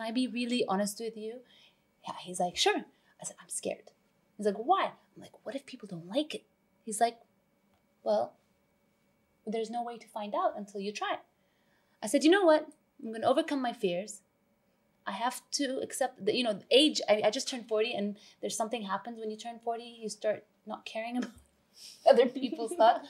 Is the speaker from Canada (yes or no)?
yes; Vancouver, British Columbia, Canada; moved away as an adult; also born or lived in London; now in Dubai, United Arab Emirates; I was born in London. I was raised in Vancouver. I've lived in Dubai for the past 16 years now